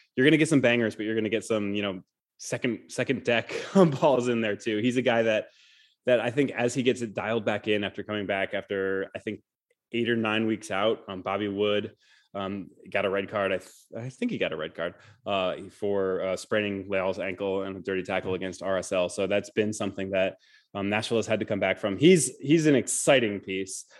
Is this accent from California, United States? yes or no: no; Michigan, United States; now in Nashville, United States; I am not a native Southerner